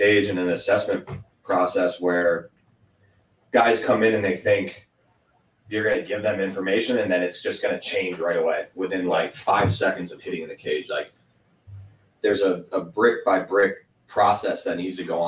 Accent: Northeast, United States; I came from the Northeast

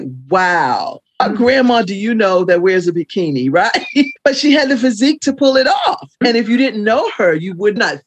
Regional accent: the South, United States; in the South at the time when I was born

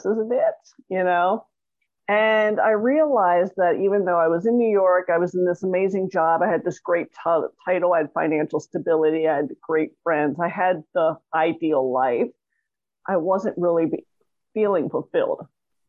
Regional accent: Toronto, Ontario, Canada; now in Los Angeles, United States; I grew up in Toronto, Canada

